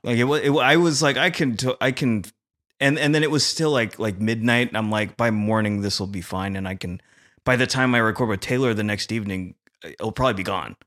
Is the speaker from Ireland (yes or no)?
no; Philippines; as a Filipino